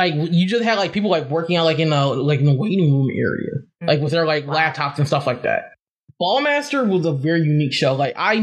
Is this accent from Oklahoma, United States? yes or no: no; Las Vegas, Nevada, United States; also born or lived in Michigan / North Miami, Florida; I actually grew up in the West Coast. Like, I grew up in Vegas. So I'm Michigan born. Like, I was here until, like, I was seven, grew up in lived in Miami for 2 years. And for the rest of my life, I grew up in Las Vegas